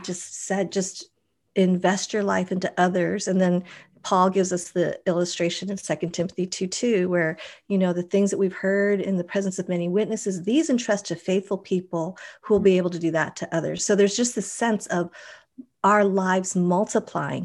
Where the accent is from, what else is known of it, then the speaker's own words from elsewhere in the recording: Boulder, Colorado, United States; moved away as an adult; now in Mission Viejo, United States; I grew up in Boulder, which is totally granola